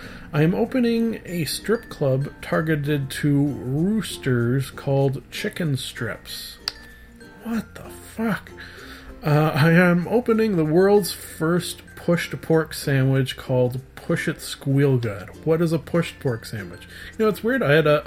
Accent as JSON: {"language": "English", "country": "Canada", "said": "I am a Canadian, so of course I am upset about the recent hike in my dog sled and igloo insurance."}